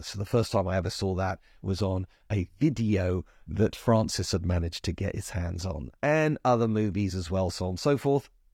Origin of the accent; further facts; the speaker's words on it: London, United Kingdom; I am a Londoner